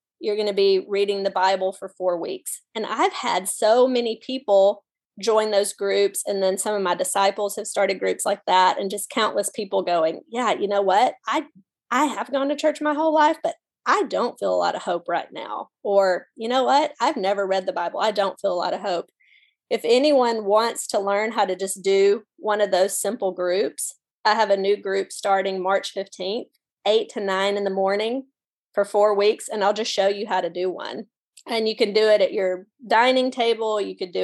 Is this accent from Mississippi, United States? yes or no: yes; Mississippi, United States; I'm from Mississippi.